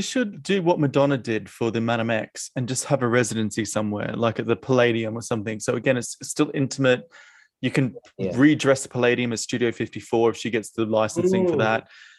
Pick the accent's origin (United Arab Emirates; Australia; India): Australia; now in United Kingdom; as an Australian, I really feel for my home folk